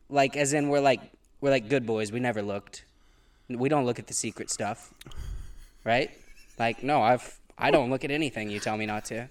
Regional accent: Pontiac, Missouri, United States; also born or lived in Gainesville, Missouri; now in Los Angeles, United States; I'm from a little town in southern Missouri called Pontiac, Missouri

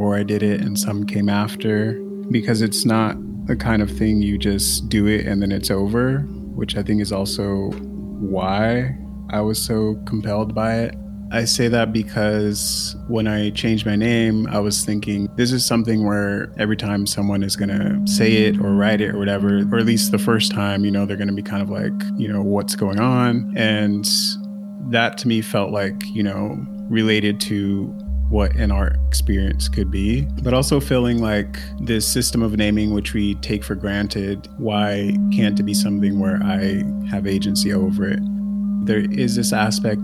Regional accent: Pasadena, California, United States; I grew up in Pasadena, California

